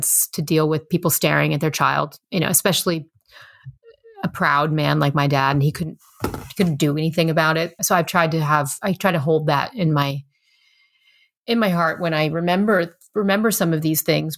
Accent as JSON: {"language": "English", "area": "Lehigh Valley", "region": "Pennsylvania", "country": "United States", "tie": "born or raised there", "said": "I grew up in the Lehigh Valley, Pennsylvania, which is only 90 some miles from New York City"}